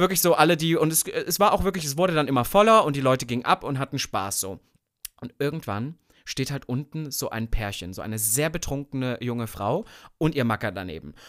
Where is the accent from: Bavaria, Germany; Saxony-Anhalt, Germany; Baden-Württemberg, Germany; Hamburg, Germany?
Saxony-Anhalt, Germany; Sangerhausen; Nordhausen ist in der Nähe von Sangerhausen, wo ich geboren bin